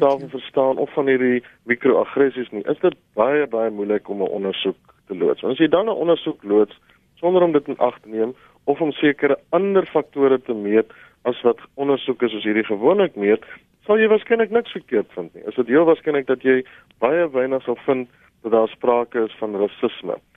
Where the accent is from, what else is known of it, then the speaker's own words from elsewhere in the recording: South Africa; ons swart Suid-Afrikaners